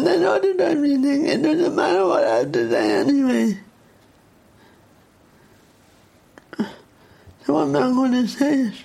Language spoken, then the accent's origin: English; Dublin, Leinster, Ireland; accent: Dublin; they tell me I have a Dublin accent, which I hate